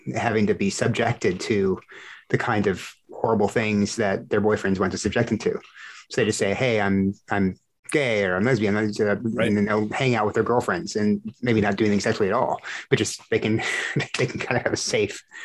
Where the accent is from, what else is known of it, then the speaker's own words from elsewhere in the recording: South Texas, United States; growing up in Texas, South Texas